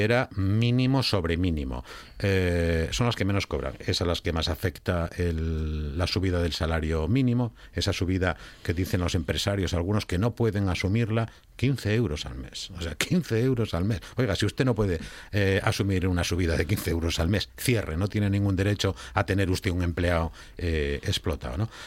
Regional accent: Asturias, Spain; entre los asturianos que teníamos una gran industria

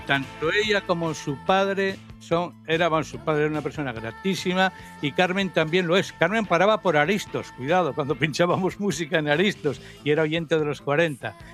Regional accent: Oviedo, Asturias, Spain; now in Gijón, Spain; nací, me nacieron, crecí en Oviedo

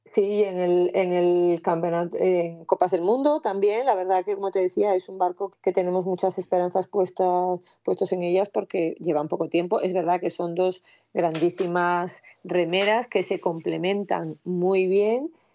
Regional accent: Castropol, Asturias, Spain; Yo soy asturiana

